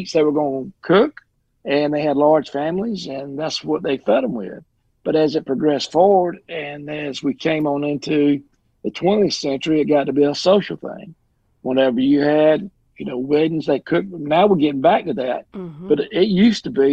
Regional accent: the South, Georgia, United States; I'm born and raised in the South. I live right here in little Georgia.

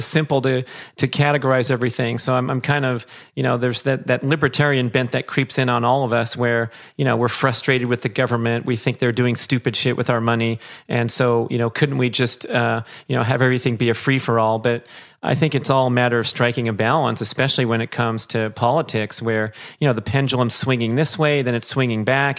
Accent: Los Angeles, California, United States; I'm sitting here in beautiful Woodland Hills, California, my hometown

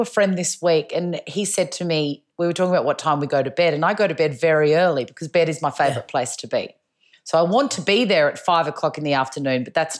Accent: Melbourne, Victoria, Australia; I wear a lot of black, but I'm from Melbourne, so that's in my DNA.

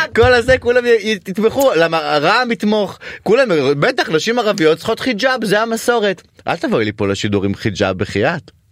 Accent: Ramla, Central District, Israel; אני גדלתי בבית של השייח של רמלה

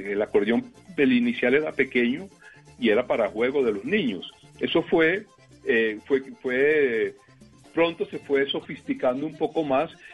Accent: Valledupar, Cesar, Colombia; nosotros, los de Valledupar

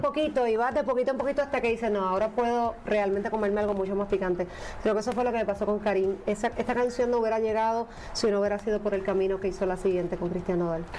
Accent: Puerto Rico; soy puertorriqueña

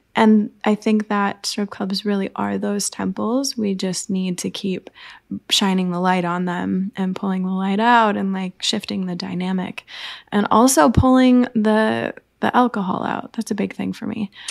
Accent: Madison, Wisconsin, United States; I was born in the Midwest in Madison, Wisconsin. So I am a farm girl of the heartland of the, the Midwest

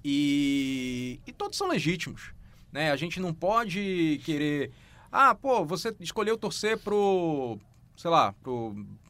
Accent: Pará, Brazil; eu sou paraense

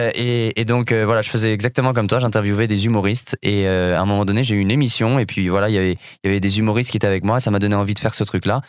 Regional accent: Paris, Île-de-France, France; moved away as an adult; also born or lived in Montreal; j'ai grandi en France, à Paris

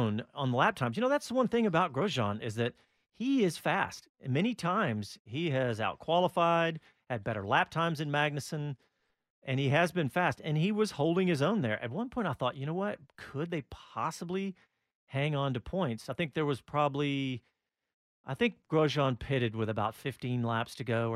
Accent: United States; being an American

